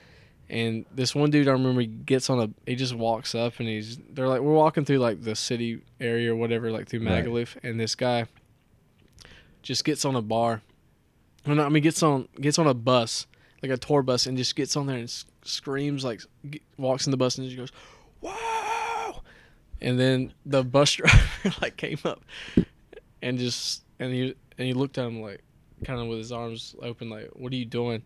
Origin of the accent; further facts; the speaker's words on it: Randleman, near Greensboro, North Carolina, United States; the bigger town is Greensboro, North Carolina. And I'm from Randall